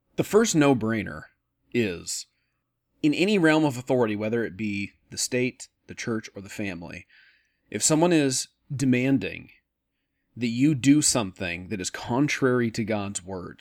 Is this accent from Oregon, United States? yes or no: yes; Oregon, United States; I'm from Oregon, uh, very liberal, uh, the state, not me